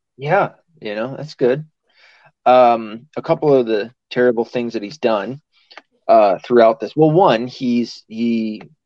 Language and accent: English; the South, United States; I'm from the South.